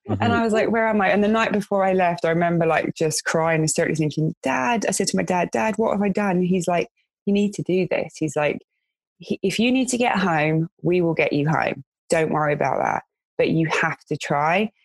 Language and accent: English; London, United Kingdom; moved away as an adult; in my area where I grew up in West London